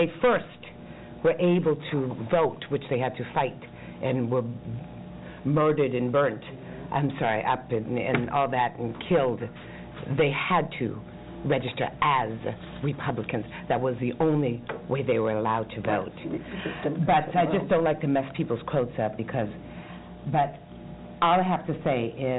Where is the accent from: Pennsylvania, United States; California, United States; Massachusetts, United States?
Massachusetts, United States; I'm from Massachusetts